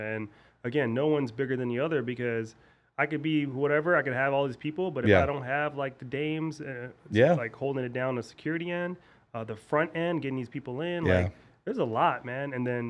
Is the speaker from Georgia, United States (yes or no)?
no; California, United States; So like for me, I grew up in the Bay, so my friends.